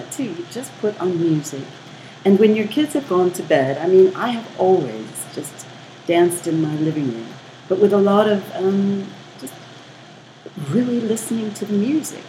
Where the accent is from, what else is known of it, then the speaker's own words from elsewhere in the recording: United States; now in South Africa; I'm American